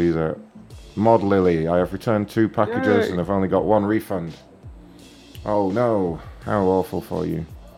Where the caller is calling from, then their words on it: Dublin, Leinster, Ireland; Dublin, Ireland.